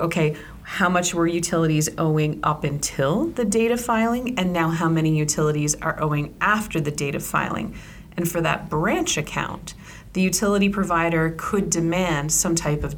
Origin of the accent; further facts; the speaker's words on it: Ontario, Canada; moved away; I'm originally from Ontario